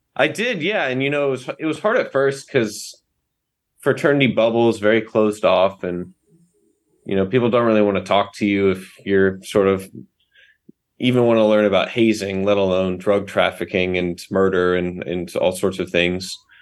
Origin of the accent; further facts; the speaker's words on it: the South, United States; But I grew up in the South.